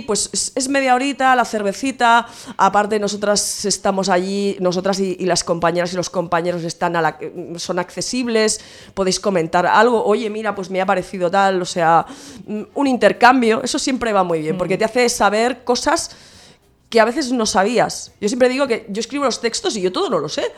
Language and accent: Spanish; Santa Coloma de Gramenet, Catalonia, Spain; tengo un par de talleres en, en mi pueblo, en Santa Coloma de Grabanet